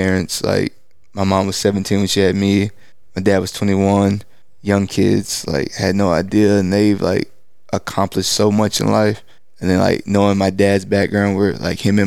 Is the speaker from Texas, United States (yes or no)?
yes; East Texas, United States; I grew up in East Texas